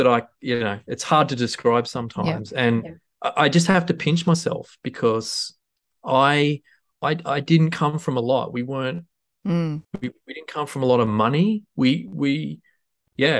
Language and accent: English; Huskisson, New South Wales, Australia; moved away; also born or lived in Tamworth; when I was growing up in Husky